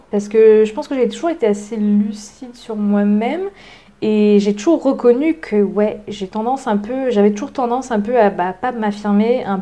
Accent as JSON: {"language": "French", "country": "France", "tie": "born or raised there", "said": "ils me renverraient l'image que moi j'ai eue de mon enfance en France, que j'ai pas forcément aimée"}